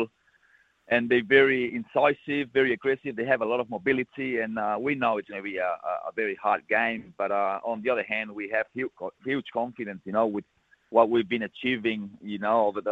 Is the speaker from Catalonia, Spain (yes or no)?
yes; Balaguer, Catalonia, Spain; He's from my hometown